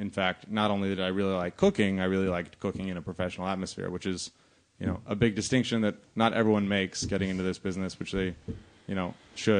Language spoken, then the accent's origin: English; Los Angeles, California, United States; Born and raised in L.A.